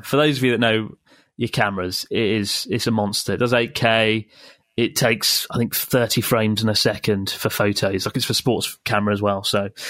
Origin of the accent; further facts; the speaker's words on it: Canada; All right, … … from Canada.